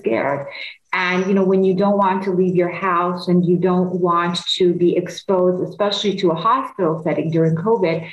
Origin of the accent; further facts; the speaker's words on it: Istanbul, Turkey; also born or lived in Los Angeles; now in Chicago, United States; I'm originally from Istanbul in Turkey